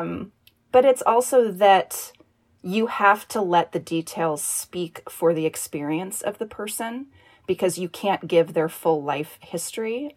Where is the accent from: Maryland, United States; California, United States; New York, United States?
California, United States; Northern; I grew up in Northern California.